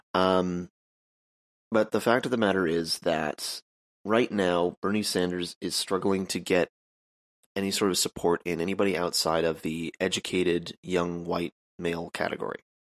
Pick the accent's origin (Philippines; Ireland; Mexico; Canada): Canada; I'm Canadian.